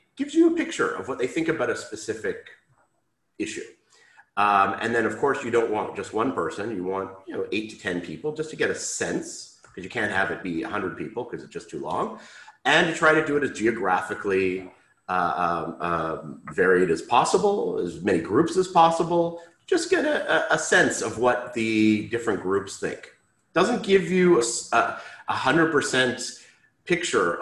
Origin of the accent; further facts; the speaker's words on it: Canada; moved away as an adult; now in Israel; Okay, so I am Canadian. I grew up in Canada, lived most of my life in Canada. I moved to Israel when I was about 20.